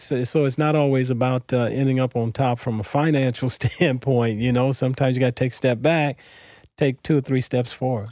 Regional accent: Los Angeles, California, United States; moved away as an adult; also born or lived in Mobile, Alabama; now in St. Louis, United States; I was born in Mobile, Alabama, um, December twenty-sixth, nineteen fifty-four. Uh, I moved to L A when I was six years old, so most of my growing up was done in Southern California

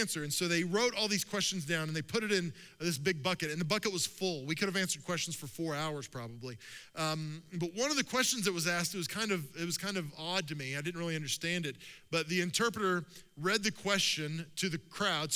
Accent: Oklahoma, United States; I'm from Oklahoma

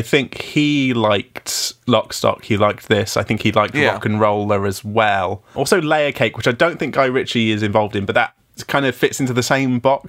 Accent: United Kingdom; I'm a top British bloke.

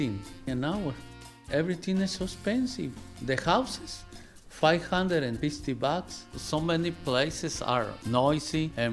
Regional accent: Baja California, Mexico; moved away; I come from Baja California

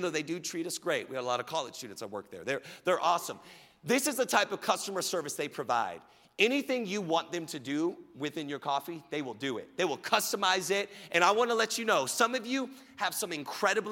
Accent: Richardson and Plano, Texas, United States; I moved from Richardson Schools to Plano Schools. I did 2 6th grades.

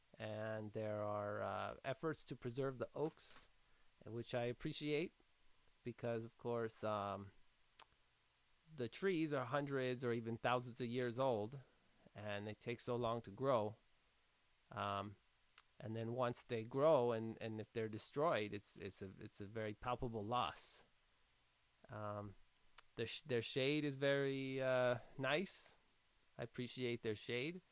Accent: Orange County, Southern California, United States; also born or lived in Los Angeles County; I grew up in Orange County, where I presently reside. I was born in L.A. County

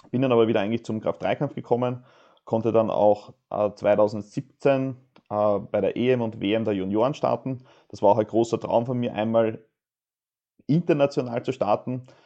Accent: Austria

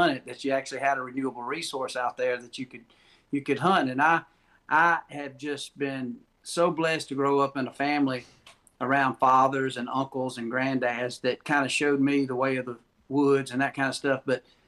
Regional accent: the South, United States; I'm from the South.

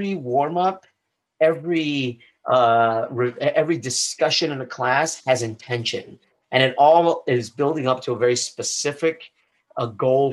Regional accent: Chicago, Illinois, United States; moved away as an adult; also born or lived in Boston; now in Sarasota, United States; grew up on the south side of Chicago. Up until the age of 18.

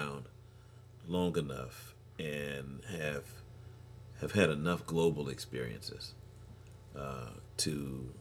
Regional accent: Houston, Texas, United States; I grew up in Houston, Texas. This is my town, man

